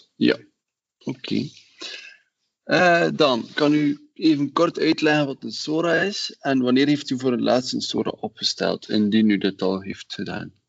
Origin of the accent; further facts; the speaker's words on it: Wingene, Flanders, Belgium; ik ben van Wingenen